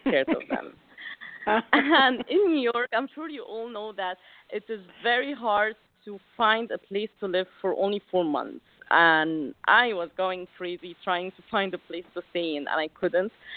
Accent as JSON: {"language": "English", "town": "Alexandria", "region": "Alexandria Governorate", "country": "Egypt", "said": "I come from Alexandria, Egypt, which is like a, a little city on the beach"}